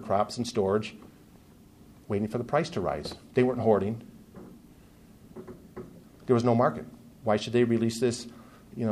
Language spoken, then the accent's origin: English; United States; As an American